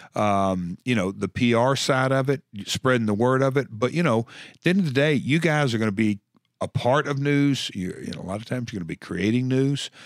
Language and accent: English; Tennessee, United States; I'm from Tennessee.